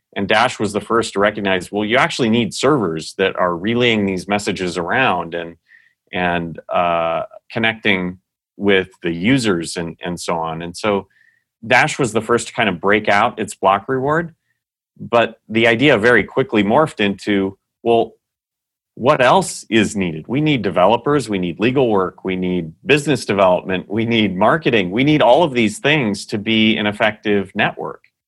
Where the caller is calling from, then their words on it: Scottsdale, Arizona, United States; I'm, uh, calling in from Scottsdale, Arizona, where Dashcore Group is headquartered.